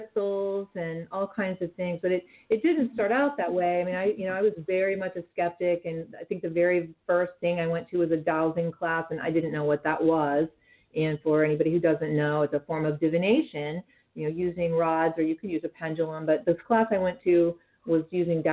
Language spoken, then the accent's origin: English; Western Pennsylvania, United States; moved away as an adult; also born or lived in Rochester, New York; I grew up in Western Pennsylvania, a small town girl